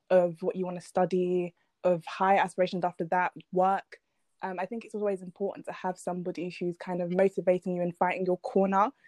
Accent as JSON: {"language": "English", "country": "Nigeria", "also_born_or_lived": "London / Colchester", "moved": "yes", "lives_now": "Basildon, United Kingdom", "said": "I moved around quite a bit before I finally settled in Essex. So I moved from Nigeria to London, then London to Colchester, then Colchester to Basildon"}